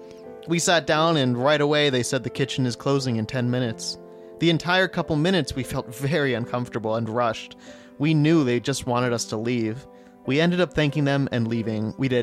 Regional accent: Cincinnati, Ohio, United States; Well, we grew up in Cincinnati

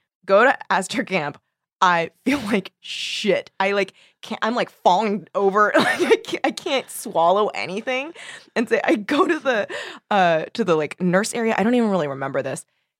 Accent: Torrance, California, United States; I grew up in Torrance.

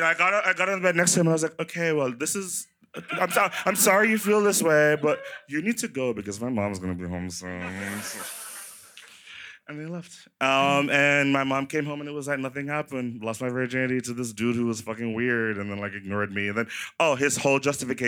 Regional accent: Jamaica; I'm from Jamaica, the country

